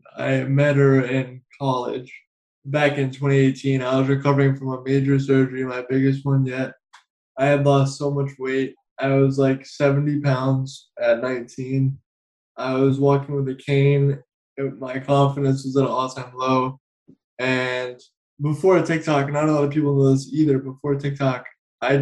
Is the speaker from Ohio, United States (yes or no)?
no; New Hampshire, United States; now in South Carolina, United States; I was at my grandma's house where I grew up originally. I'm originally from New Hampshire. I now live in South Carolina